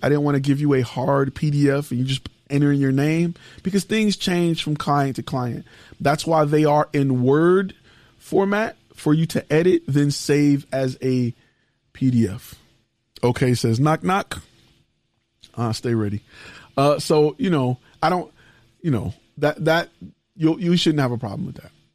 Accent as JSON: {"language": "English", "town": "Detroit", "region": "Michigan", "country": "United States", "tie": "born or raised there", "said": "I am born and raised in Detroit, from Detroit, Michigan"}